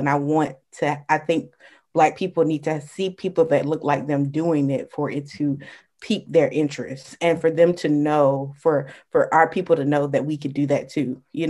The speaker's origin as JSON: {"language": "English", "town": "Jacksonville", "region": "Florida", "country": "United States", "tie": "born or raised there", "said": "So I'm from Jacksonville, Florida, PK, pastor's kid, born and raised here, went to the University of North Florida"}